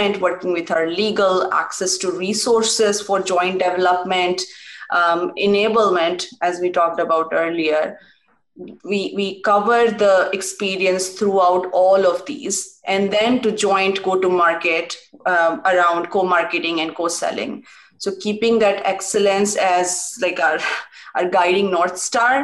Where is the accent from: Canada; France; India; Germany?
India; moved away as an adult; also born or lived in Pittsburgh, United States; Growing up in India